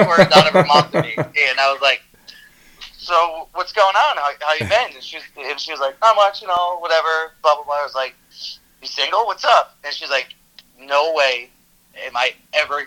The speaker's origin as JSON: {"language": "English", "town": "Cranston", "region": "Rhode Island", "country": "United States", "tie": "born or raised there", "also_born_or_lived": "New York", "said": "Originally from Cranston. We're about 20 minutes outside of Providence."}